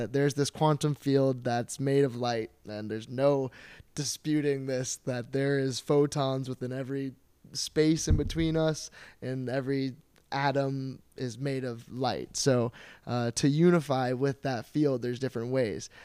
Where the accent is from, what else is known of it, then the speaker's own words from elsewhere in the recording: St. Petersburg, Florida, United States; Saint Petersburg, Florida